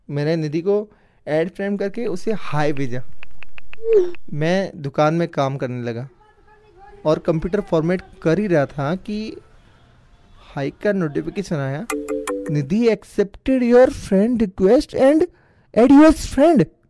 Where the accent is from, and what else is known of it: Phalodi, Rajasthan, India